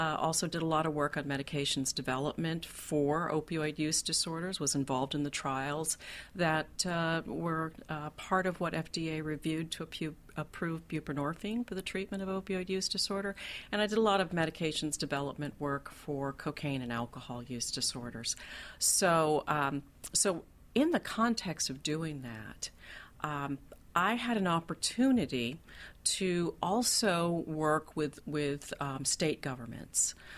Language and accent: English; Dayton, Kentucky, United States; I'm from a small town in Kentucky, northern Kentucky, a little place called Dayton.